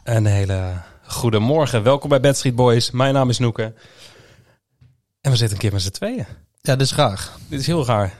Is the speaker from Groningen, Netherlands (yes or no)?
yes; Groningen, Netherlands; also born or lived in Schijndel, North Brabant; now in North Brabant, Netherlands; Ik kom oorspronkelijk uit Groningen. Ik woon tegenwoordig in, in het mooie Brabant